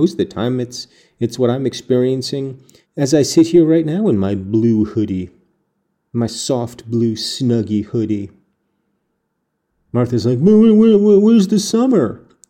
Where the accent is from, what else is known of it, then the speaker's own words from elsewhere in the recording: United Kingdom; As a Brit, or, you know, any number of nationalities, people come here to make something out of themselves.